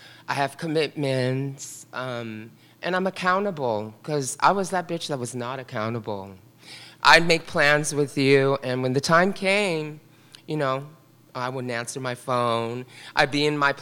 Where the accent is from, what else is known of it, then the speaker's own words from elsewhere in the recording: San Francisco, California, United States; also born or lived in Carmel; I grew up in the Richmond district here in San Francisco